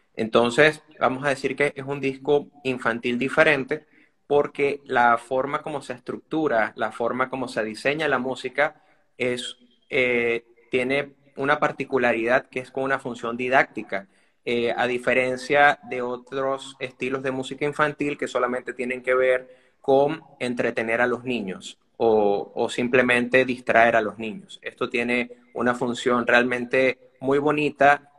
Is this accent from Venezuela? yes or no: yes; Venezuela; somos venezolanos